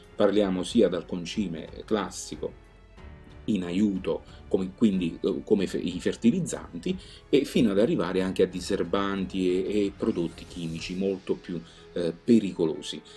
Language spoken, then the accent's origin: Italian; Campania, Italy; essendo campano eh, eh, sento mia questa terra